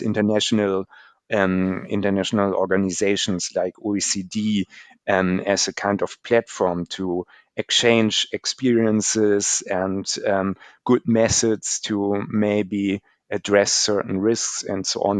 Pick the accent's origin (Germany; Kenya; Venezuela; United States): Germany; Germany especially. So in, in my home country